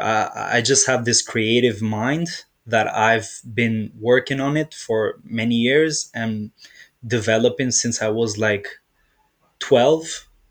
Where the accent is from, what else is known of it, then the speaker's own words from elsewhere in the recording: Dublin, Leinster, Ireland; also born or lived in Albania; I'm from originally from Albania, but like I grew up in Ireland, Dublin, Ireland